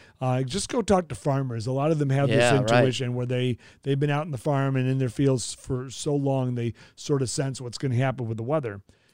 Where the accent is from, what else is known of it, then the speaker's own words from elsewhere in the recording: Los Angeles, California, United States; also born or lived in Oklahoma; now in Kansas City, United States; I'm from the Valley. I'm a Valley boy for sure.